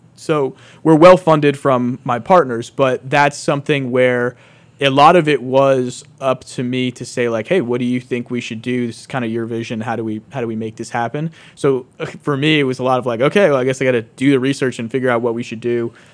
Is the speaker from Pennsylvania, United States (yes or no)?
yes; West Pittston, Pennsylvania, United States; born and raised in West Pittston, which is only like, maybe like fifteen minutes down the road